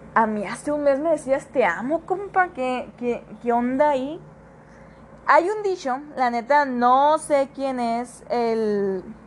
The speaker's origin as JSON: {"language": "Spanish", "country": "Mexico", "said": "Como buen mexicano"}